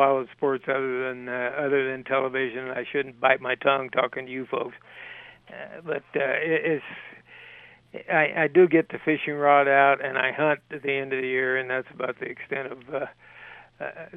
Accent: Bakersfield, California, United States; moved away as an adult; now in Missoula, United States; I was born in Bakersfield, California. I got out of there to here 27 years ago

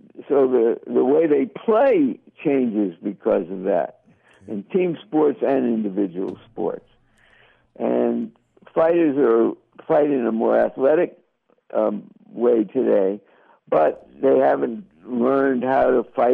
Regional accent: United States; brought up as an American

